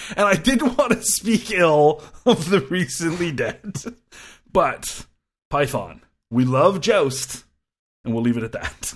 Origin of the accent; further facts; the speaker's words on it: Canada; I'm a Canadian and we do like our lefty radio